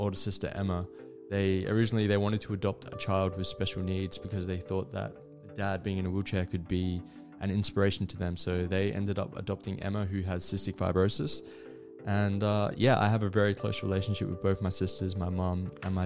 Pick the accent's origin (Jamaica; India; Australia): Australia; Adelaide, South Australia; I'm from Adelaide, South Australia, and I grew up with two older sisters